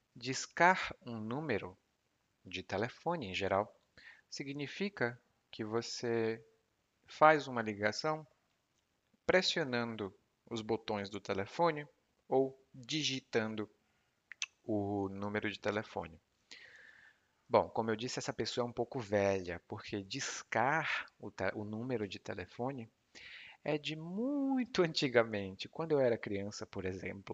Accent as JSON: {"language": "Portuguese", "country": "Brazil", "said": "o porquê de eu aprender português é que eu sou brasileiro"}